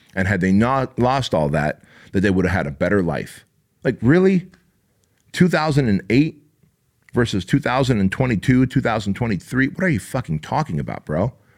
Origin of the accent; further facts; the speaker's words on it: Armenia; now in United States; I was born in Armenia, therefore I wasn't born in the U S